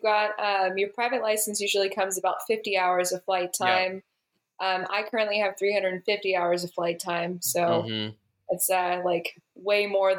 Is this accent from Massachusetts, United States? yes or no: no; Grapevine, Texas, United States; moved away as an adult; also born or lived in Longview, Texas / Durant, Oklahoma; now in Arkansas, United States; And I grew up in Grapevine, Texas. I went to school out in Longview for a year, hopped on up into the armpit of Oklahoma, known as Durant, down in Southeastern.